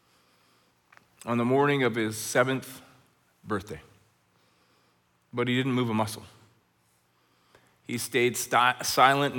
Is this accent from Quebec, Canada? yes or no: no; Red Deer, Alberta, Canada; now in Chilliwack, Canada; When I was a kid growing up in Red Deer, Alberta